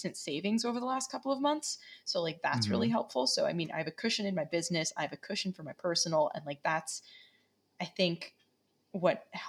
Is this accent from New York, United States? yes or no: yes; New York, United States; moved away; also born or lived in Las Vegas / New Mexico / Pensacola; I grew up in New York